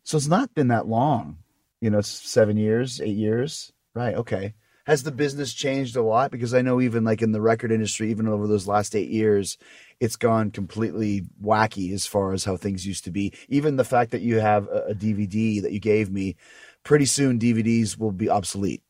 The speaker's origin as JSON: {"language": "English", "town": "Winnipeg", "region": "Manitoba", "country": "Canada", "tie": "born or raised there", "said": "I'm from Canada"}